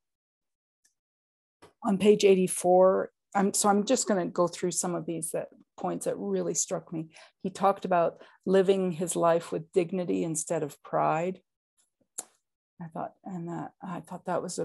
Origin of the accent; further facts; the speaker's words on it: Oklahoma, United States; moved away; I was born in Oklahoma